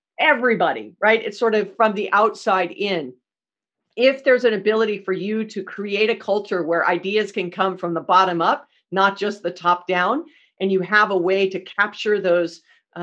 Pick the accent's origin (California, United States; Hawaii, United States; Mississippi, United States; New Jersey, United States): Hawaii, United States; I'm from Hawaii, born and raised, and Sears was the only department store we had when I was a kid